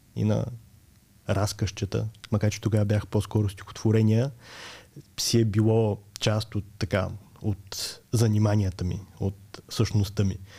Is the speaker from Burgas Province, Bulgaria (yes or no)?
yes; Burgas, Burgas Province, Bulgaria; аз съм от Бургас, роден съм през 89-та и там учех в гимназията за романски езици